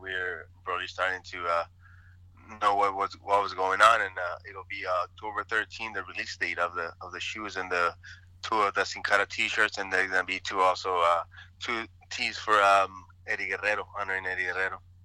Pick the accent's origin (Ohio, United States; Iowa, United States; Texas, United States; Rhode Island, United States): Texas, United States; El Paso; also born or lived in Ciudad Juárez, Mexico; I grew up in El Paso, Texas, Ciudad Juarez